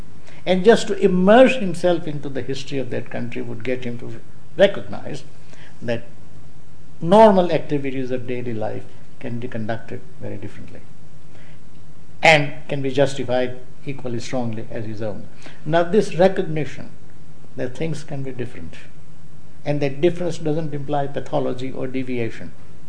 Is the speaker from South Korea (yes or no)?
no; United Kingdom; I'm British, but at the same time, the Britishness is so capacious as to include the Scots, the Welsh, the Indians, the Hindus and Muslims and so on.